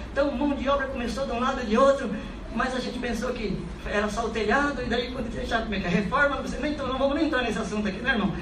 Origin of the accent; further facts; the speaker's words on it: Francisco Alves, Paraná, Brazil; moved away as an adult; also born or lived in Japan; da cidade de Francisco Alves, onde eu fui criado lá